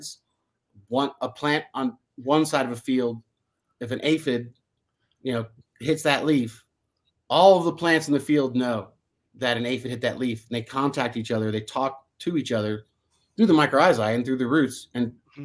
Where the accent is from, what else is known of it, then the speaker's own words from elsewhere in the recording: New Jersey, United States; I grew up in New Jersey where we had holly trees